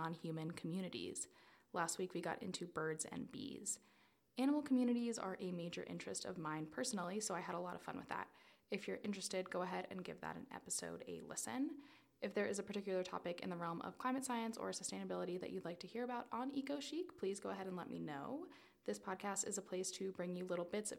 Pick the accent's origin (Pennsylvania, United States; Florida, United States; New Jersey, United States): Florida, United States; South; moved away; I'm originally from South Florida